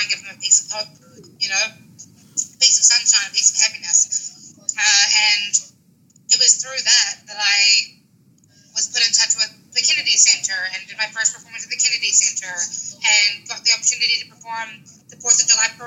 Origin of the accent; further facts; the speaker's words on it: New Zealand; moved away as an adult; now in Washington, D.C., United States; Originally from New Zealand, okay. A small town called Redland, which is on the west coast of the North Island.